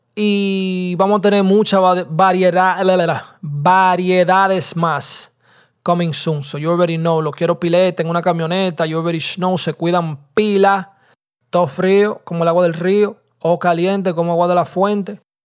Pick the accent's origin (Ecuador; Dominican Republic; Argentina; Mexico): Dominican Republic; Santo Domingo, Distrito Nacional; also born or lived in New York, United States; ese era el colegio mío en Lucerna, ¿verdad? En Santo Domingo, yo iba a un colegio que es, que le se llama el Víctor Manuel.